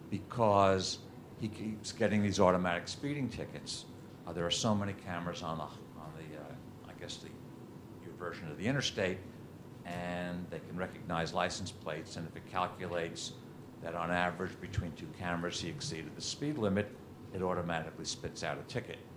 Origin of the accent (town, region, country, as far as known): United States